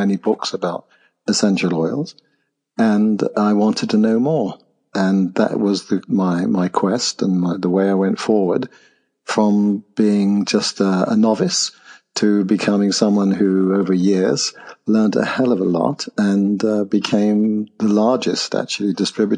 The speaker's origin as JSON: {"language": "English", "town": "Nottingham", "region": "East Midlands", "country": "United Kingdom", "tie": "born or raised there", "said": "I was born in Nottingham, by the way. And I opened a health club there"}